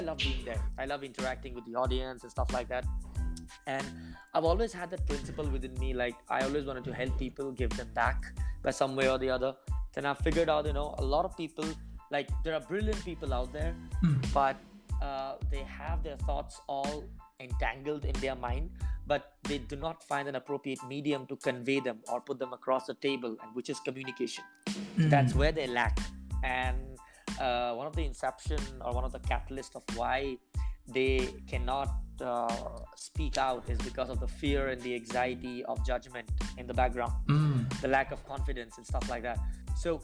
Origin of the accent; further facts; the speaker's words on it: India; I'm from India.